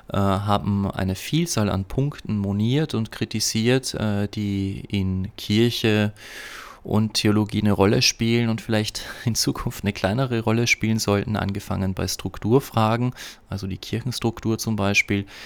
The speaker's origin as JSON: {"language": "German", "region": "Upper Austria", "country": "Austria", "tie": "born or raised there", "said": "bin ich in Oberösterreich auf dem Hof meiner Eltern, das heißt in der Gegend, wo ich aufgewachsen bin und bin darüber tatsächlich sehr, sehr froh."}